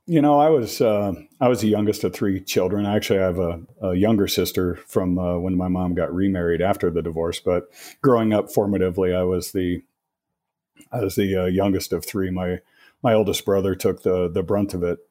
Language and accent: English; Colorado, United States; born and raised in Colorado, been here, uh, over fifty years